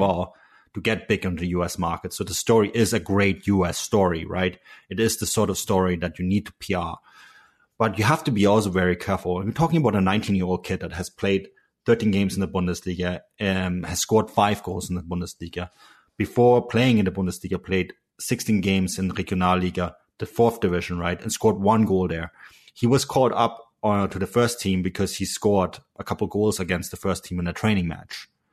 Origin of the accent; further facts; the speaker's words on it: Munich, Bavaria, Germany; also born or lived in Canadian West Coast; now in Canada; I'm from Munich